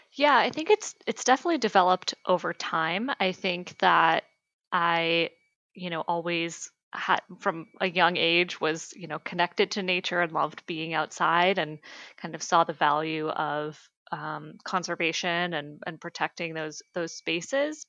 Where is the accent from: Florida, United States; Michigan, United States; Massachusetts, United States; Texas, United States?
Massachusetts, United States; Harvard; I grew up in Massachusetts in a small town called Harvard, um, which is about um, an hour outside of Boston.